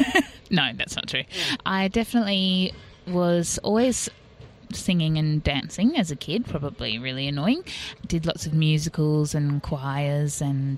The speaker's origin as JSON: {"language": "English", "region": "New South Wales", "country": "Australia", "tie": "born or raised there", "said": "In Sydney, in Barara."}